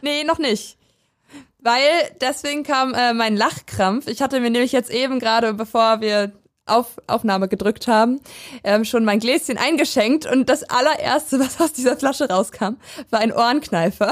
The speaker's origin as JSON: {"language": "German", "town": "Weisen", "region": "Brandenburg", "country": "Germany", "tie": "born or raised there", "said": "der Nachbarstadt von dem Dorf, wo ich aufgewachsen bin. Ich komme nämlich aus Weisen ursprünglich"}